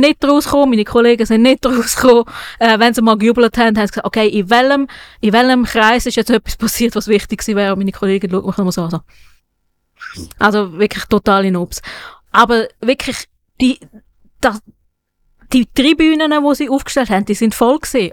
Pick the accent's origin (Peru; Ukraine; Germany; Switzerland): Switzerland; ich als ähm, Schweizer, weißer Schweizer